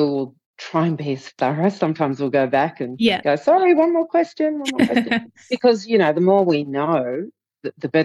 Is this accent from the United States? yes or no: no; Southern Highlands, New South Wales, Australia; I'm from the Southern Highlands